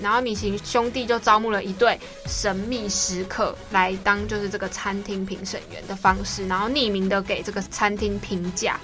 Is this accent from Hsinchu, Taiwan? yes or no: no; Taipei, Taiwan; 那我本人因为就是台北人，所以从小就在